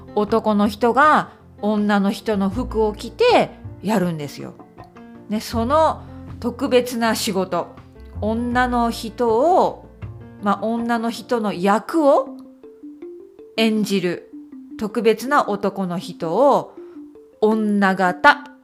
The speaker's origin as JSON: {"language": "Japanese", "region": "Okayama", "country": "Japan", "tie": "born or raised there", "moved": "as an adult", "lives_now": "United Kingdom", "said": "ふるさとの岡山に行きますね。"}